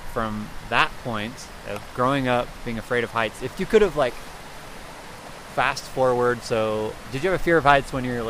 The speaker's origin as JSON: {"language": "English", "region": "eastern Idaho", "country": "United States", "tie": "born or raised there", "said": "I grew up in eastern Idaho, so went to the Tetons a lot growing up."}